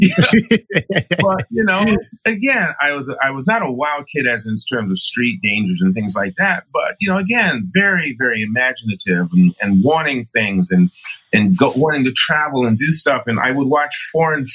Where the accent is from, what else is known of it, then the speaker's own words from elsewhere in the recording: New York City, New York, United States; I'm an African-American male who was born and raised in New York City